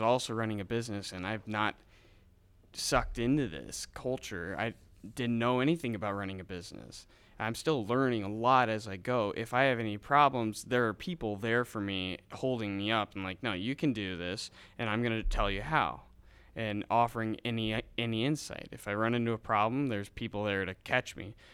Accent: Independence, Missouri, United States; My hometown is Independence, Missouri

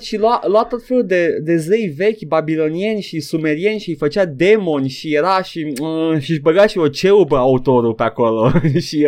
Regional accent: Romania

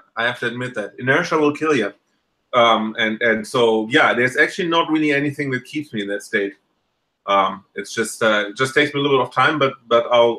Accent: Germany; now in United States; I came from Germany

